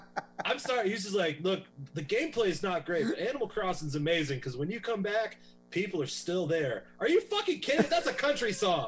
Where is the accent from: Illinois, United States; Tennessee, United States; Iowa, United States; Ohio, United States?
Tennessee, United States; I'm from Tennessee. I love dudes with that accent.